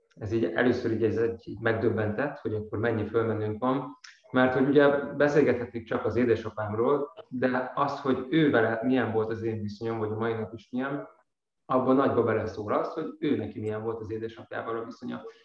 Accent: Nógrád, Hungary; én is vidékről származom, Nógrád megyéből

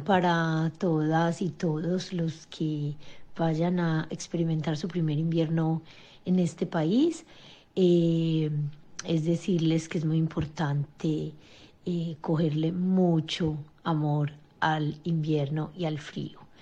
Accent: Colombia; moved away as an adult; now in Norway; soy colombiana y llevo 16 años viviendo en Noruega

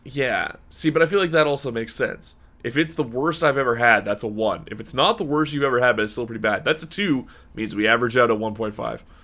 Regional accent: Canada; Canada is not exactly known for our coffee pedigree

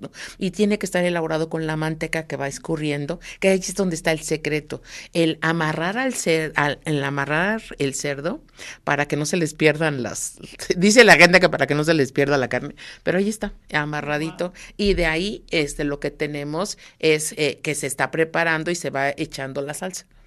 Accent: Mexico; somos los mexicanos

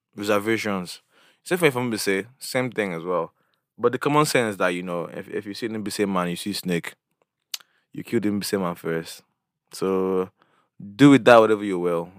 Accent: Imo, Nigeria; my background, I'm from Imo State.

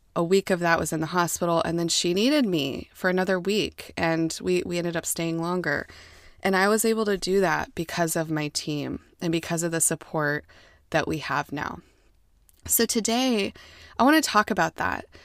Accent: United States; I'm American, and I was raised to be an American

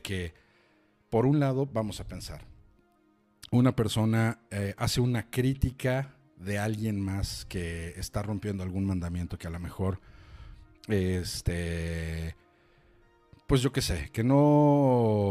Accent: Chilango, Mexico City, Mexico; siendo chilangos

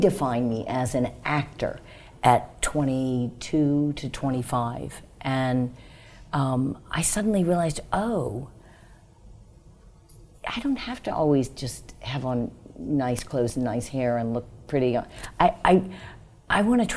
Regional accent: New Orleans, Louisiana, United States; moved away; We grew up in New Orleans. I went to public schools

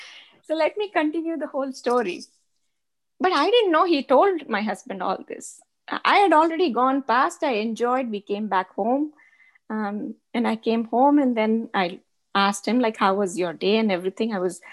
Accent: Rajasthan, India; So, but I did identify myself there as a Chom, a Rajasthani.

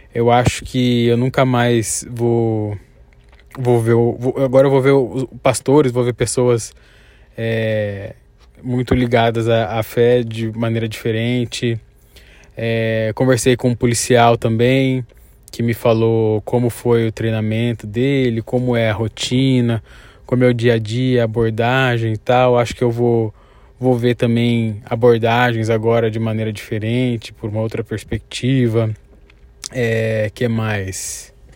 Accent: Cuiabá, Mato Grosso, Brazil; A gente vem de Cuiabá

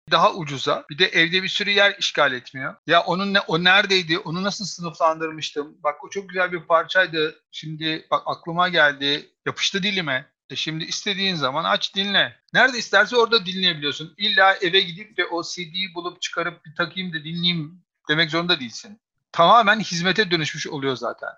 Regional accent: Istanbul, Turkey; bir İstanbullu olarak

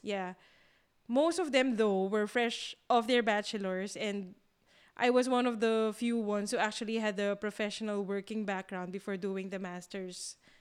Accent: Philippines; moved away as an adult; also born or lived in Singapore; now in Berlin, Germany

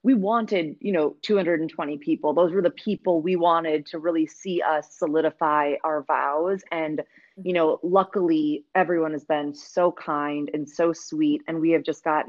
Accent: Wisconsin, United States; now in Chicago, United States; I grew up in Wisconsin

